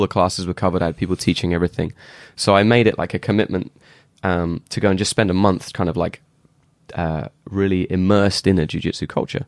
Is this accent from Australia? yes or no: no; England, United Kingdom; I'm obviously English.